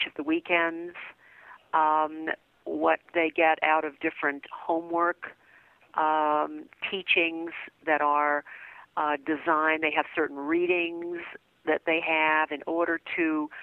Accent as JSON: {"language": "English", "town": "New Orleans", "region": "Louisiana", "country": "United States", "tie": "born or raised there", "said": "I was raised in New Orleans, and that's where my family is"}